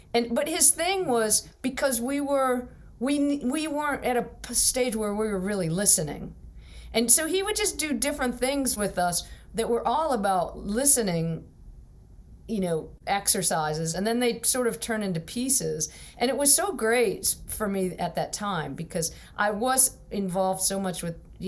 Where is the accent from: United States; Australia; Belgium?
United States; Pittsburgh, Pennsylvania; I'm from Pittsburgh